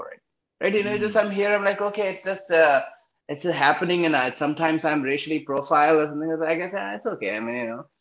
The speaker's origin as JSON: {"language": "English", "country": "India", "tie": "born or raised there", "moved": "as an adult", "lives_now": "New York, United States", "said": "I grew up in India, so I was a proud Indian"}